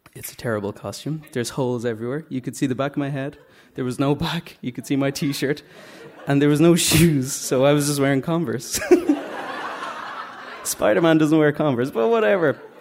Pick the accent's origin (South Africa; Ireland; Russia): Ireland; Dublin, Leinster; I'm from Drumcondra.